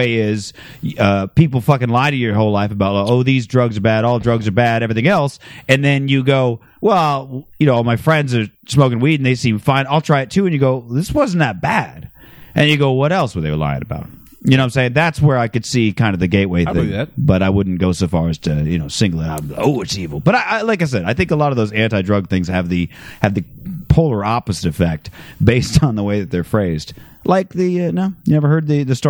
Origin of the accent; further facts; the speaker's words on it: Phoenix, Arizona, United States; growing up in Phoenix